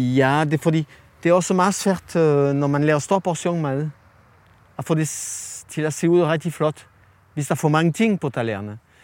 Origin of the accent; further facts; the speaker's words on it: France; Danish is a second language; moved away as an adult; now in Denmark; fra Frankrig, hvor jeg kommer fra